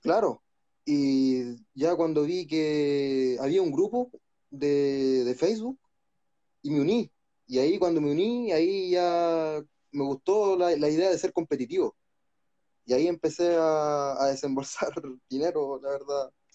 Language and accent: Spanish; Santiago, Santiago Metropolitan Region, Chile; soy de acá de Santiago de Chile